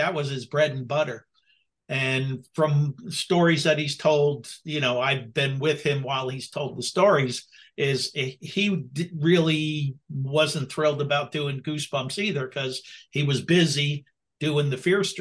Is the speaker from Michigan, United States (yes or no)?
no; New Jersey, United States; I'm from Jersey